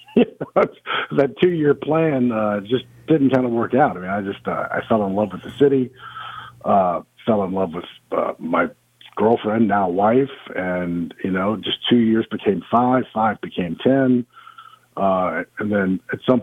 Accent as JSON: {"language": "English", "town": "Manassas", "region": "Virginia", "country": "United States", "tie": "born or raised there", "moved": "as an adult", "lives_now": "New Orleans, United States", "said": "But I'm originally from Virginia, outside of Washington, D.C., about 26 miles out of Manassas, Virginia. I grew up there"}